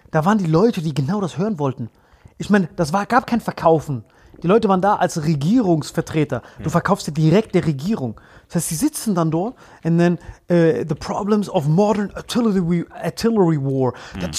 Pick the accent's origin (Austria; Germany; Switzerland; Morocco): Morocco; Nein, oder? was für Kentucky? Ich bin aus Marokko. Ich habe auch meinen marokkanischen Ausweis dann gezeigt.